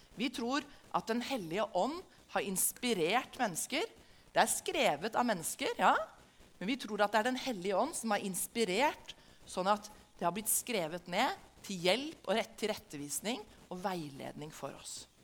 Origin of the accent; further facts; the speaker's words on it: Norway; Som en nordmann som lever i Norge i 2022